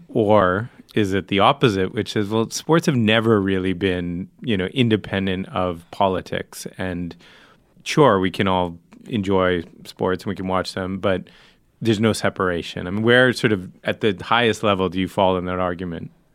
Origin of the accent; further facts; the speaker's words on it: Northeast, United States; now in Los Angeles, United States; I grew up in the Northeast